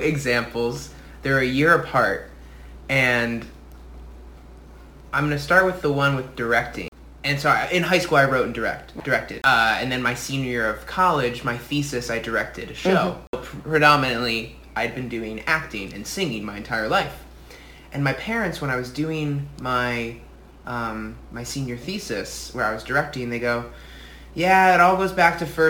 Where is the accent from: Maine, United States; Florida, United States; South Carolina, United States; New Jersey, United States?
New Jersey, United States; I'm from New Jersey. I'm from a little further north